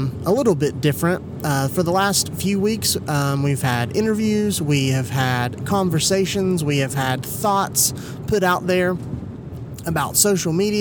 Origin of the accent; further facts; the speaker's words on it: Kingsport, Tennessee, United States; also born or lived in Johnson City, Tennessee; I grew up in Indian Springs